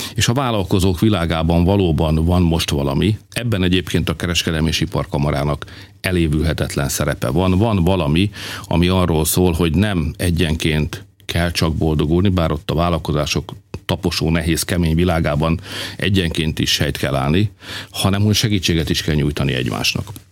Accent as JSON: {"language": "Hungarian", "country": "Hungary", "said": "magyarok vagyunk"}